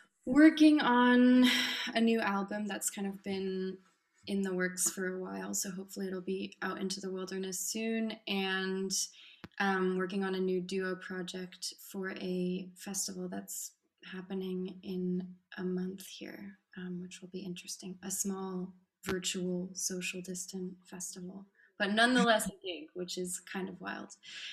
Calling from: Strasbourg, Grand Est, France; And I'm calling in from Strasbourg in France

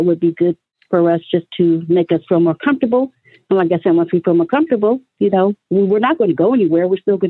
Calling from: Philadelphia, Pennsylvania, United States; in Philadelphia.

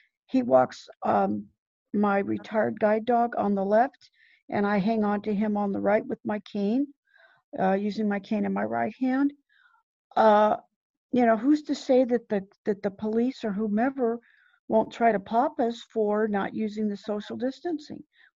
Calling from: Fresno, California, United States; I'm from Fresno, California.

